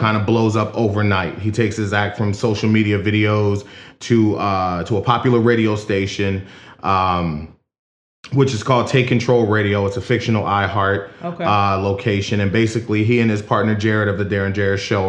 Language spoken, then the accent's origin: English; Philadelphia, Pennsylvania, United States; now in Kenosha, United States; I'm from Philadelphia originally. I currently live in Kenosha, Wisconsin